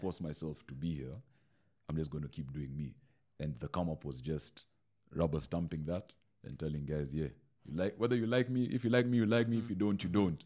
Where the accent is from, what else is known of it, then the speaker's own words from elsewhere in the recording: Mombasa, Mombasa County, Kenya; now in Nairobi, Kenya; I moved to Nairobi. I'm this kid from Mombasa